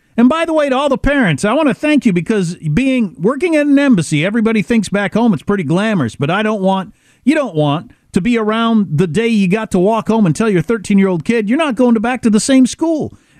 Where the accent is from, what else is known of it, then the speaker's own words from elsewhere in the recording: Claymont, Delaware, United States; also born or lived in Scranton, United States; By the way, I was raised in a little town called Claymont, Delaware, when we moved from Scranton, Pennsylvania. And Claymont, Delaware was an old steel town.